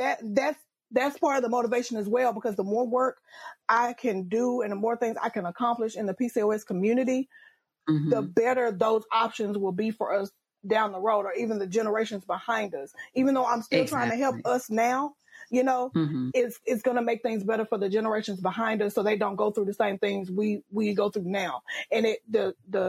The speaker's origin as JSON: {"language": "English", "region": "Louisiana", "country": "United States", "said": "I'm from Louisiana"}